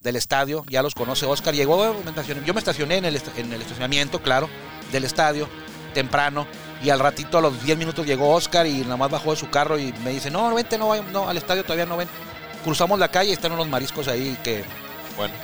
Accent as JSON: {"language": "Spanish", "town": "Tijuana", "region": "Baja California", "country": "Mexico", "said": "Yo soy de Tijuana"}